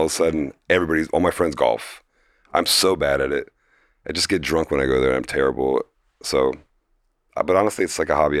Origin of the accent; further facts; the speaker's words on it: Fort Lauderdale, Florida, United States; It's just like growing up in Fort Lauderdale, I was like very druggy and like, it was very, I was like in a very like low middle class area